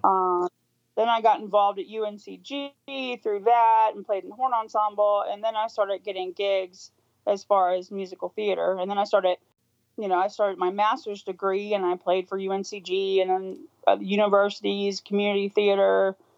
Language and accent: English; Louisville, Kentucky, United States; I grew up in in Louisville, Kentucky